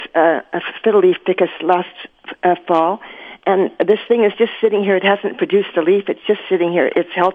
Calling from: Winnipeg, Manitoba, Canada; I'm calling from Winnipeg.

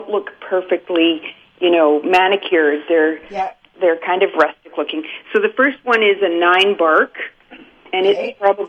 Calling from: Manitoba, Canada; It's up on the west side of Lake Manitoba.

